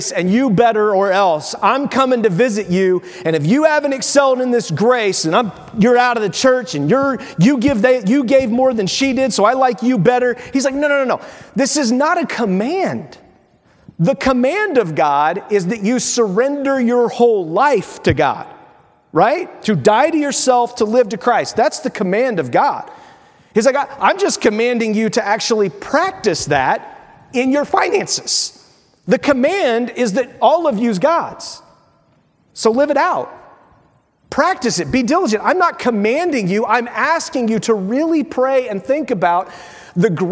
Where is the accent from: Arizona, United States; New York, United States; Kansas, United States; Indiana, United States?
Indiana, United States; Windfall; My soul was put in a body with two parents, Neil and Sue, in a little town in Windfall, in Indiana, in the United States